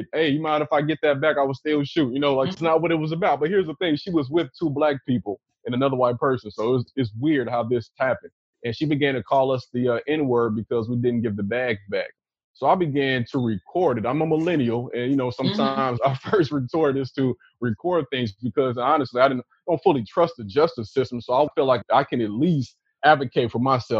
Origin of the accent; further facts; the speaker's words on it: Chicago, Illinois, United States; the dudes I grew up with in Chicago